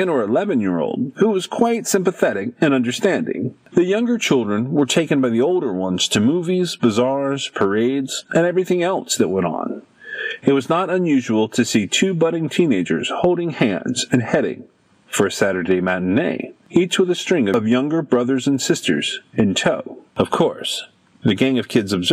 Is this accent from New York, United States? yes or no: yes; New York City, New York, United States; I was born in St. Anne's Hospital in the South Bronx on April 10, 1938. I went to St. Joseph's Grammar School at 1946 Bathgate Avenue.